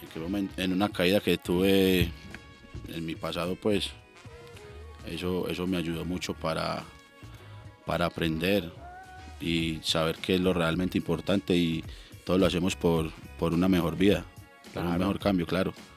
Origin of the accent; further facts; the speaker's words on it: Colombia; Colombia sí vengo y los visito, pero por aquí estoy